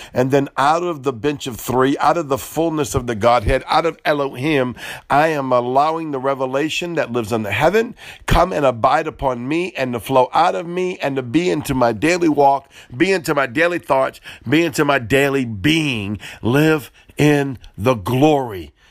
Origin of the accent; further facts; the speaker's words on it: New Orleans, Louisiana, United States; I'm from New Orleans